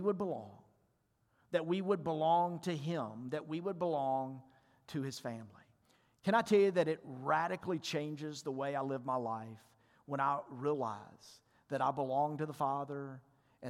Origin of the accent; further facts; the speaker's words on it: Mississippi, United States; I told him I was from Mississippi and he told me that I talk funny